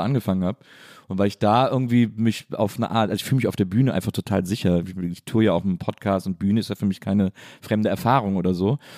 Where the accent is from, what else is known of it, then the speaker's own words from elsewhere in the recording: Wesseling, North Rhine-Westphalia, Germany; ich bin in Wesseling aufgewachsen